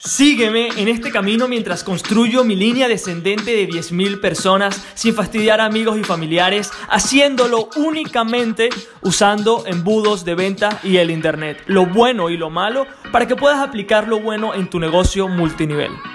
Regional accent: Venezuela; moved away; also born or lived in Isla de Margarita; soy de Venezuela, eh, de la isla de Margarita, no soy de la isla de Margarita, pero me mudé para allá

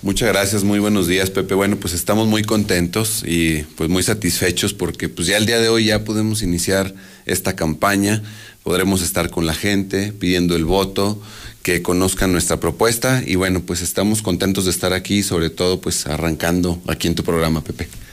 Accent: Aguascalientes, Mexico; Nací en Aguascalientes, crecí en Aguascalientes, me he desarrollado en Aguascalientes

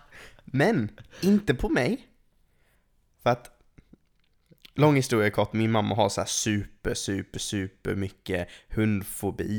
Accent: England, United Kingdom; now in Sweden; jag är uppvuxen i England

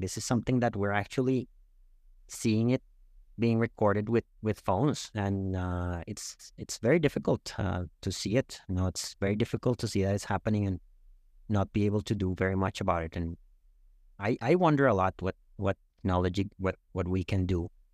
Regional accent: Bogotá, Colombia; moved away as an adult; also born or lived in Canada / United States; now in Toronto, Canada; I'm from Bogotá

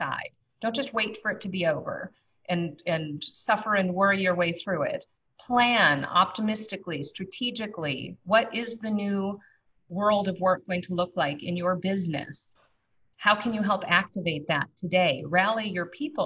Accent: Minnesota, United States; as a Minnesotan

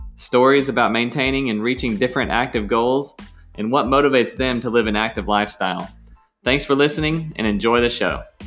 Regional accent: Arlington, Texas, United States; moved away; also born or lived in Mississippi; I grew up in Arlington, Texas, playing sports

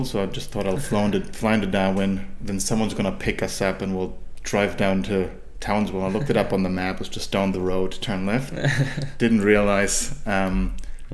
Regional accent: Germany; moved away as an adult; now in Sunshine Coast, Australia; So, I'm from Germany originally. I was born in a small town in Germany, and that's where I grew up

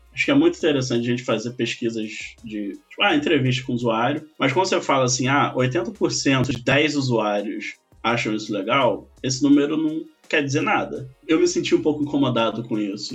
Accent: Niterói, Rio de Janeiro, Brazil; moved away as an adult; now in São Paulo, Brazil; Nasci em Niterói

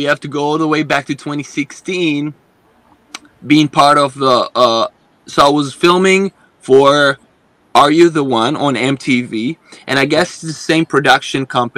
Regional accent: Israel; now in United States; I'm originally from Israel

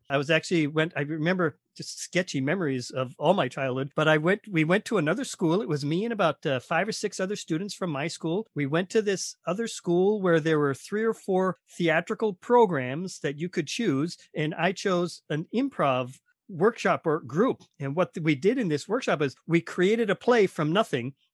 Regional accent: Minnesota, United States; I'm from Minnesota. We went to high school together.

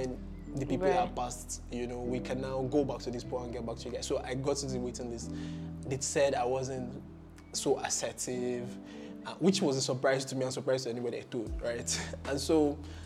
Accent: Anambra, Nigeria; moved away as an adult; now in Ghana; I'm from Anambra State

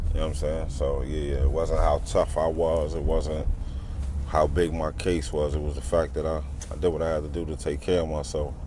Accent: New York City, New York, United States; now in Harrisburg, United States; I, my father's from East New York, so I moved to East New York

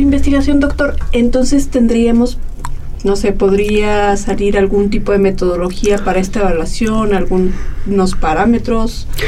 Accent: Aguascalientes, Mexico; vengo del barrio de Guadalupe

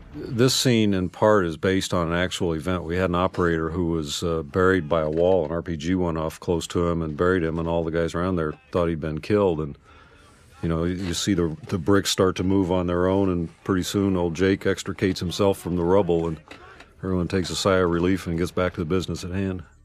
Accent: United States; growing up in America

